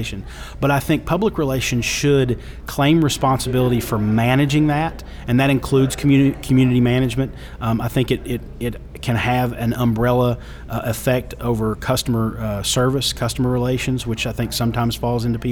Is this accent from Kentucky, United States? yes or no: yes; Pikeville, Kentucky, United States; I'm from Pikeville, Kentucky now. That's in the hills